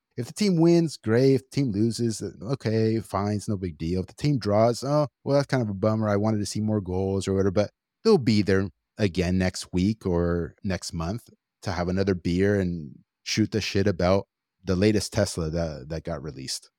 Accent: Los Angeles, California, United States; I'm just from L

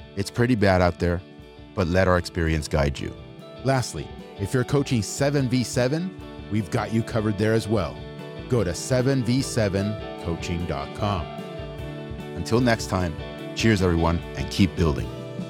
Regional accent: Los Angeles, California, United States; I'm just from L

